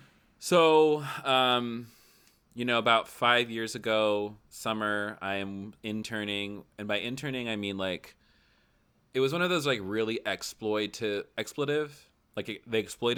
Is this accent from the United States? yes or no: yes; the South, United States; I'm from the South. I've never met a stranger.